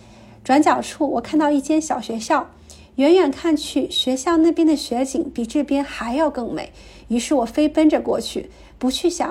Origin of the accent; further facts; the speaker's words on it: a small county town in Anhui, China; now in Vancouver, Canada; 我来自安徽的一个小县城，目前生活和工作在加拿大温哥华。